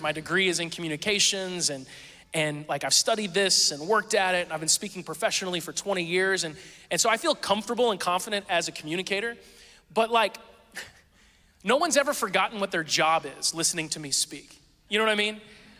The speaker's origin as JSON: {"language": "English", "town": "Springfield", "region": "Missouri", "country": "United States", "tie": "born there", "said": "I've lived all over the place, but I was born in Springfield, Missouri, southern Missouri, right?"}